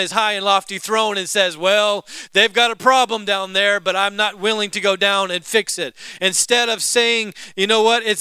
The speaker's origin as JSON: {"language": "English", "region": "the South", "country": "United States", "tie": "born or raised there", "said": "I was born in the South"}